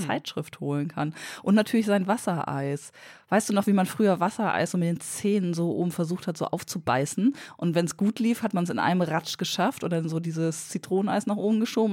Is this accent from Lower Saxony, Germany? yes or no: yes; Lower Saxony, Germany; Ich bin Niedersächsin